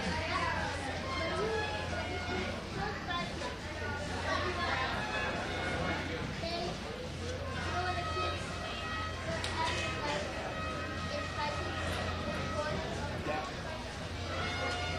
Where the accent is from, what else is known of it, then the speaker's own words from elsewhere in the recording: San Antonio, Texas, United States; also born or lived in Austin; I went to the University of Texas in Austin because I grew up in San Antonio.